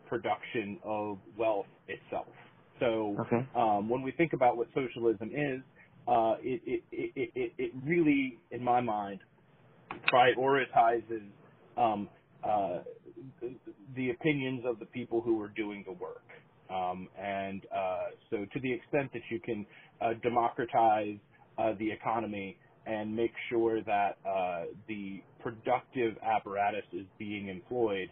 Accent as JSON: {"language": "English", "region": "Virginia", "country": "United States", "tie": "born or raised there", "also_born_or_lived": "Madison, Wisconsin", "moved": "yes", "lives_now": "New Hampshire, United States", "said": "I grew up in Virginia."}